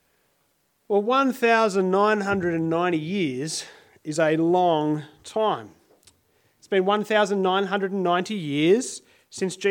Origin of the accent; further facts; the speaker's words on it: Sydney, New South Wales, Australia; now in Adelaide, Australia; I grew up in Sydney, many of you will know, and I used to catch a train every day to get to high school